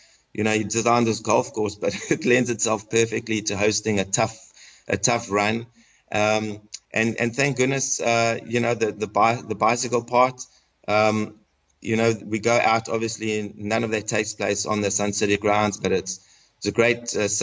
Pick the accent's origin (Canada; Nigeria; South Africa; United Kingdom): South Africa; accent: South African; moved away as an adult; now in Atlanta, United States; I grew up in South Africa and had the opportunity to go to Wits University